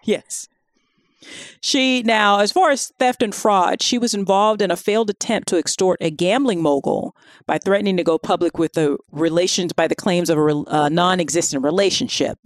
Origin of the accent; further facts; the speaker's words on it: Florida, United States; I'm from Florida